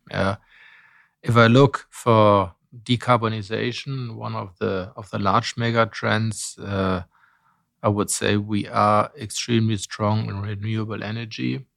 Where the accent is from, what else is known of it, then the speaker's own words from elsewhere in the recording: Bonn, North Rhine-Westphalia, Germany; I was born in Bonn in Germany when it was still capital